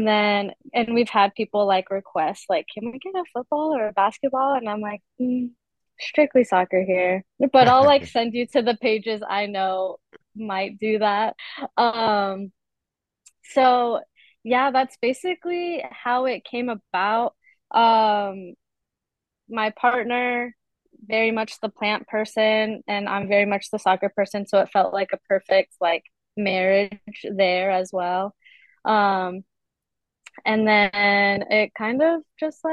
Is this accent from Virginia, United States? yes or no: yes; Virginia, United States; now in Boise, United States; I currently reside in Boise, Idaho, but I'm from Virginia